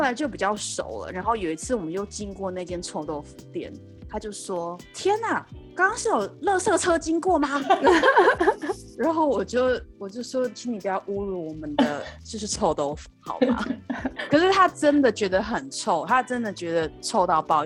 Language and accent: Chinese; Taiwan; moved away as an adult; now in Vancouver, Canada; 我们在台湾习惯用中文来记的名字